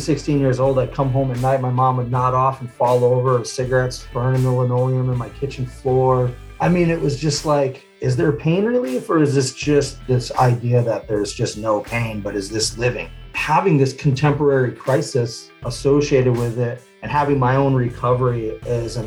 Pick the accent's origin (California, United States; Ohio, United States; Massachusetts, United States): Massachusetts, United States; Western; moved away as an adult; also born or lived in Seattle area, Washington; now in Tacoma, United States; I'm originally from Western Massachusetts, pretty small town. You know, spent most of my early years, so I was about 18, 19 out there.